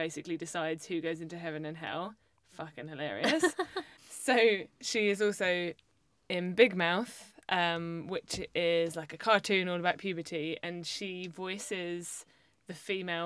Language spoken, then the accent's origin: English; United Kingdom; We're British and in our early 30s